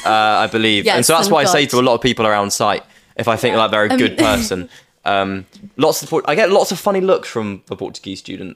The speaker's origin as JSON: {"language": "English", "area": "Devon", "region": "South West England", "country": "United Kingdom", "moved": "yes", "lives_now": "London, United Kingdom", "said": "I'm from Devon."}